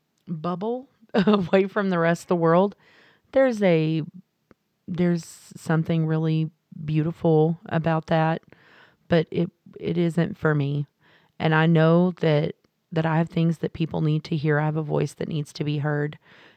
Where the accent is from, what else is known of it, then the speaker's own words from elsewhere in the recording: Texas, United States; I live in the South. I'm from Texas, like you said, a very, very small town.